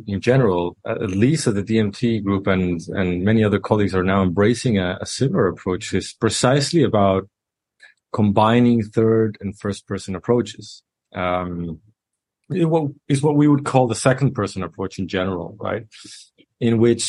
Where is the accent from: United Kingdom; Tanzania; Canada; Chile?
Chile; I am from Chile in Latin America